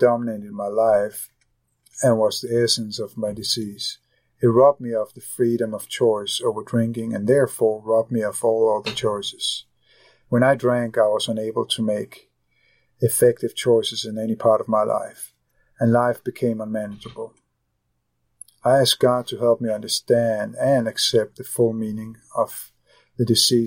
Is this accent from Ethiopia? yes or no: no; Copenhagen, Capital Region of Denmark, Denmark; moved away; I am originally from Copenhagen, Denmark